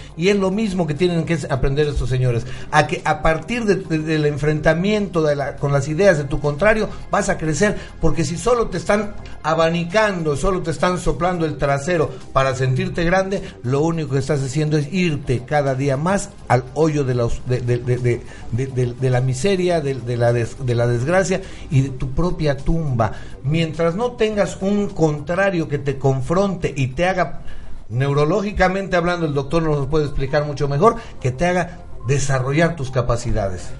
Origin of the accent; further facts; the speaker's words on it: Mexico; Nosotros mismos como mexicanos.